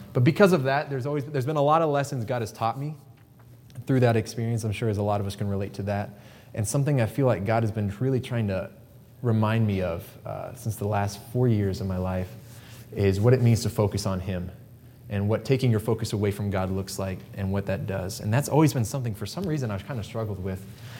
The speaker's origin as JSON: {"language": "English", "town": "Pittsburg", "region": "Kansas", "country": "United States", "tie": "born or raised there", "also_born_or_lived": "Quito, Ecuador", "said": "I am from Quito, Ecuador. I was born on the mission field, and I grew up in a little town called Pittsburgh, Kansas"}